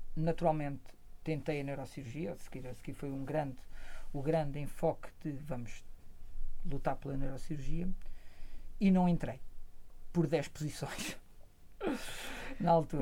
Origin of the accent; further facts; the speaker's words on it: Coimbra, Centro, Portugal; eu cresci em Coimbra